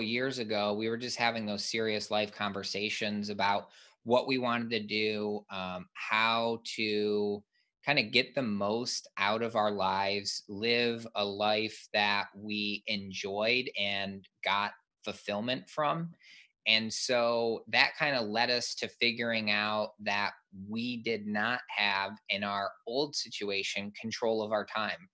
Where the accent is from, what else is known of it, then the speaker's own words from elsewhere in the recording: Michigan, United States; I grew up in Michigan and played ice hockey growing up